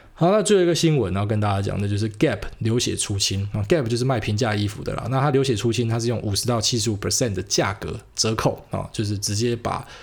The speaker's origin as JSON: {"language": "Chinese", "country": "Taiwan", "said": "我是台湾人嘛，我就讲台湾事"}